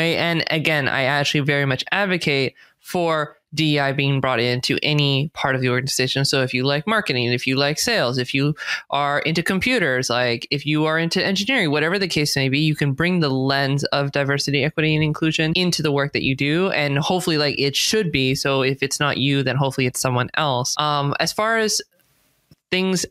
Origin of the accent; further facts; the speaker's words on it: California, United States; accent: American; I speak with an American accent. I was born and raised in California, so I'm a U.S. citizen.